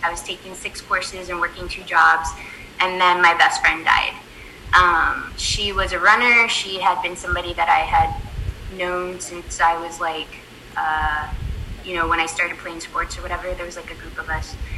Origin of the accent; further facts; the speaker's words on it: San Antonio, Texas, United States; I grew up in San Antonio